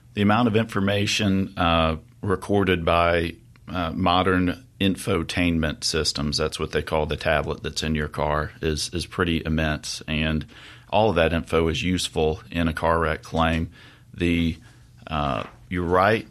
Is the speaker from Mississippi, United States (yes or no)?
yes; Jackson, Mississippi, United States; also born or lived in Oxford, Mississippi; I'm born and raised in Mississippi, uh, hail from the Mississippi Delta, but grew up in Jackson